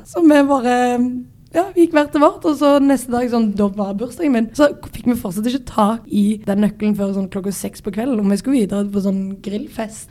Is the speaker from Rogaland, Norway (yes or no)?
yes; Sandnes, Rogaland, Norway; jeg er fra Sandnes